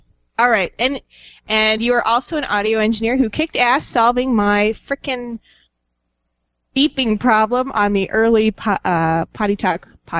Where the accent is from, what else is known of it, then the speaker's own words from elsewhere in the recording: Arizona, United States; I'm from Arizona.